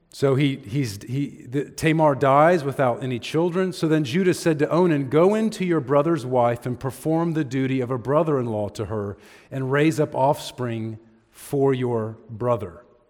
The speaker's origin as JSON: {"language": "English", "country": "United States", "said": "we as American Christians"}